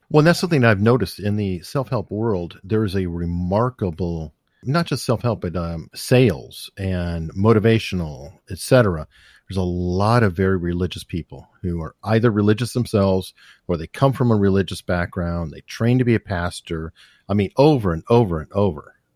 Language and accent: English; Tucson, Arizona, United States; I grew up in Tucson